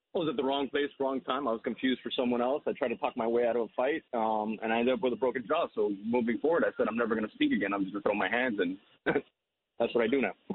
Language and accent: English; Hialeah, Florida, United States; growing up in Hialeah